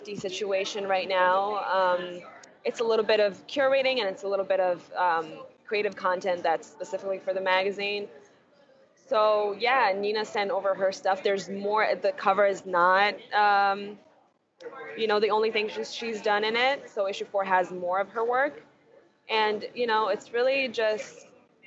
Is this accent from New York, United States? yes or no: yes; New York City, New York, United States; I'm a New Yorker